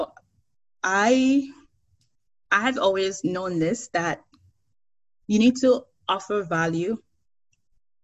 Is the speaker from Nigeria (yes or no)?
yes; Nigeria; moved away as an adult; now in Canada; travel like 1 to 2 months outside Nigeria, we always came back home and we always sleep at home